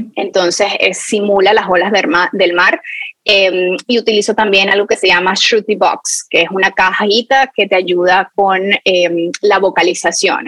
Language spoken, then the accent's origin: Spanish; Venezuela; moved away; mi infancia cuando en Venezuela yo tenía uno de estos palos de lluvia